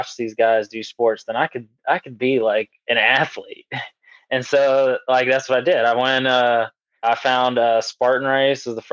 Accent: Lexington, South Carolina, United States; I'm from Lexington, South Carolina. Pretty much grew up here my whole life since I was five

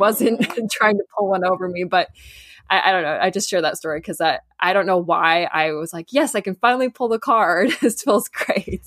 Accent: Southern California, United States; I grew up in Southern California

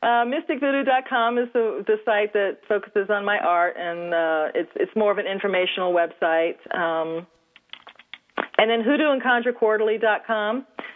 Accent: New Orleans, Louisiana, United States; Yes. Mm-hmm. I was born and raised in New Orleans.

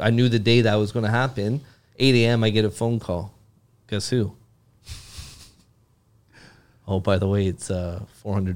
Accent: Mississauga, Ontario, Canada; now in Cambridge, Canada; We're from Mississauga.

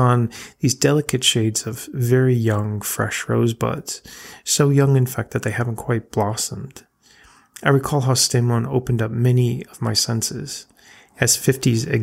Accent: Connecticut, United States; now in Rhode Island, United States; where I was raised in Connecticut

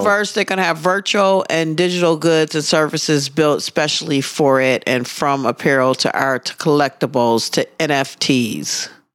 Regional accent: Wisconsin, United States; I'm from Wisconsin

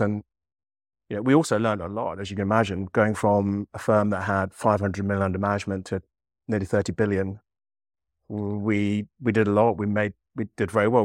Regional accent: Leicester, East Midlands, United Kingdom; moved away as an adult; growing up in Leicester, you'd encountered all this pretty much every single racial slur you could imagine from the age of five

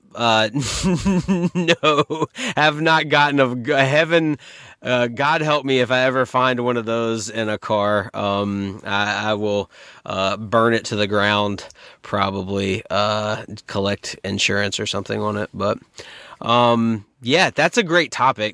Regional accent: North Carolina, United States; I've been born and raised in North Carolina my whole life.

